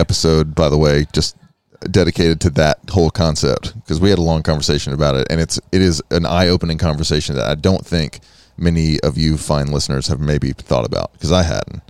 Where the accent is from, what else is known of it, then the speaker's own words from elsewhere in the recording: United States; a long history of being American